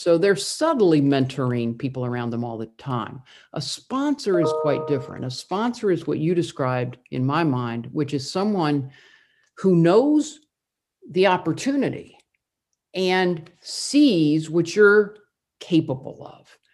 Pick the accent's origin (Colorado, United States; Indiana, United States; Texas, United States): Indiana, United States; I grew up in the Midwest, I grew up in Indiana